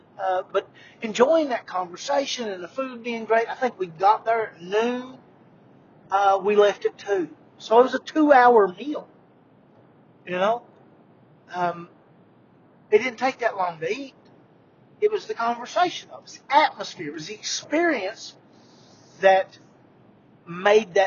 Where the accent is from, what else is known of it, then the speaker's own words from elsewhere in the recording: Eastern Kentucky, United States; I'm from Eastern Kentucky.